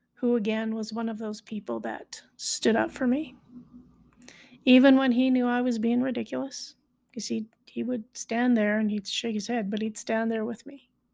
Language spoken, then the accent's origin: English; High River, Alberta, Canada; I was born in High River, Alberta, so I am a High Riverite.